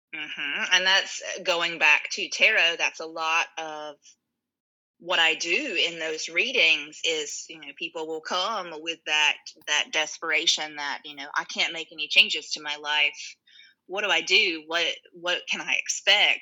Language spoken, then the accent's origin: English; North Carolina, United States; also born or lived in New York; now in Durham, United States; I'm from a small town, North Carolina, a couple hours from here